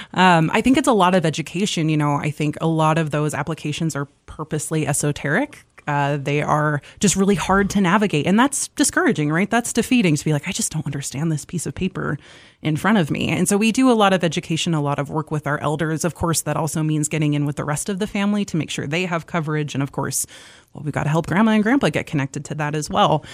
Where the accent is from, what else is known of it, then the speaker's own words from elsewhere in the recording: Malta, Montana, United States; moved away as an adult; now in Missoula, United States; I'm originally from Malta, Montana, um, over in northeastern Montana, about sixty miles south of the Canadian border.